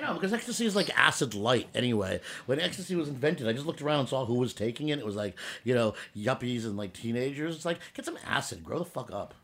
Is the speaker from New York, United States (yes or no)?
yes; New York, United States; I'm a Jew from Brooklyn